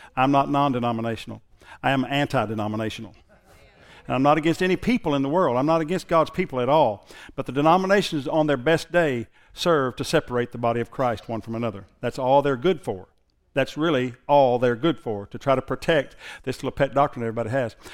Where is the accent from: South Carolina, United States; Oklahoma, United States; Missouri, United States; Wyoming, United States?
Oklahoma, United States; Thackerville; I went to school at Thackerville High. I graduated from there